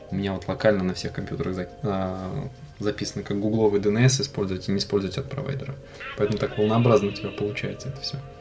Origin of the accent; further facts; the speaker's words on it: Kazan, Tatarstan, Russia; родился и живу я в Казани